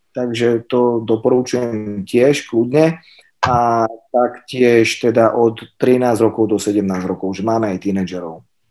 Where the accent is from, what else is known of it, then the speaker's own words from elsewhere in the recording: Sereď, Trnava Region, Slovakia; ja som zo Seredi